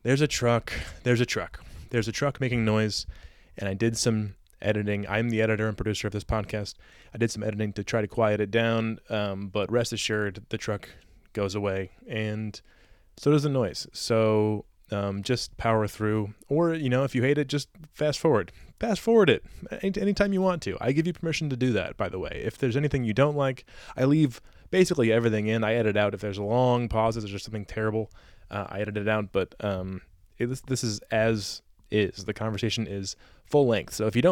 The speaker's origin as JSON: {"language": "English", "region": "upstate New York", "country": "United States", "tie": "born or raised there", "moved": "as an adult", "said": "in my hometown in upstate New York"}